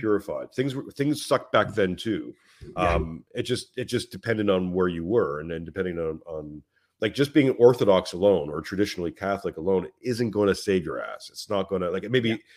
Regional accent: Montreal, Quebec, Canada; moved away as an adult; now in Western Australia, Australia; I'm I'm from Canada, from Montreal, Canada, and my wife is Australian. We moved out to Australia

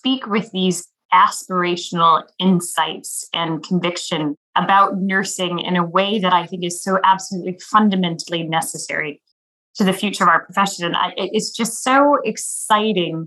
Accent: Midwest, United States; growing up in the Quad Cities

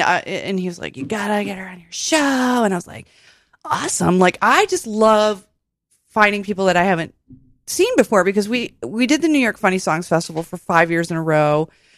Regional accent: Ireland; I'm Irish.

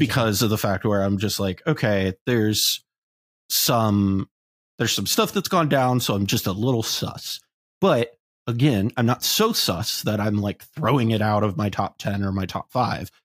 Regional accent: Columbus, Ohio, United States; moved away; I'm going to be playing in my hometown

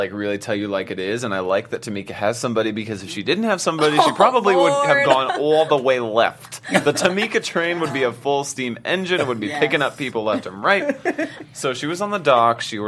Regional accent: the South, United States; growing up in the South

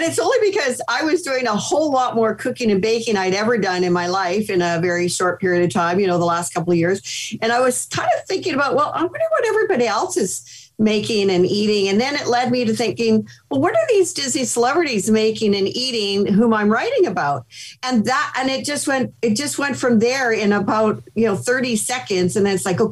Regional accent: Canada; moved away as an adult; now in United States; Being Canadian

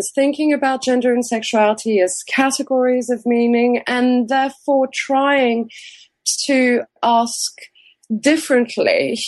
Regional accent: France; moved away as an adult; also born or lived in United Kingdom; now in Texas, United States; growing up in France

